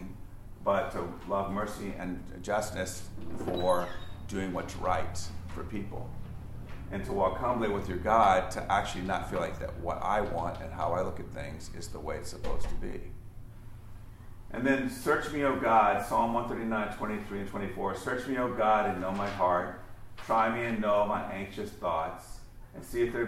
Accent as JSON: {"language": "English", "region": "Virginia", "country": "United States", "tie": "born or raised there", "said": "I grew up with Confederate flags and a love of the South and that lost cause story growing up in Virginia"}